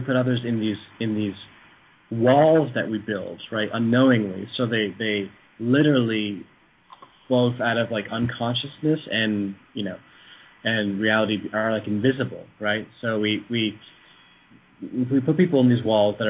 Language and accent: English; Vermont, United States; moved away; I'm from Vermont originally